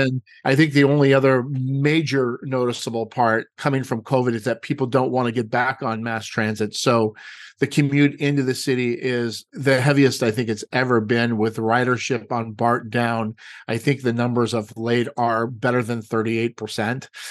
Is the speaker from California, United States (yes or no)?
yes; Los Angeles, California, United States; moved away as an adult; also born or lived in Redondo Beach; now in Walnut Creek, United States; I was brought up in Los Angeles, born and raised